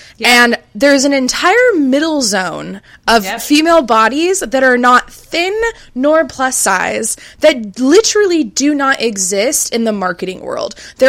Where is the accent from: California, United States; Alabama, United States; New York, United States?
California, United States; Growing up in Orange County, California, thick just wasn't in. Thin was in.